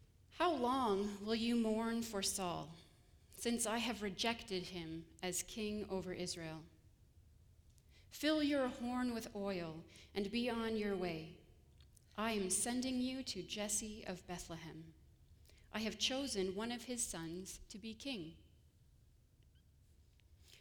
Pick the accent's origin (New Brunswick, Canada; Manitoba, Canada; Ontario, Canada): Ontario, Canada; moved away as an adult; also born or lived in Grand Rapids, Michigan; now in Kalamazoo, United States; I come originally from Ontario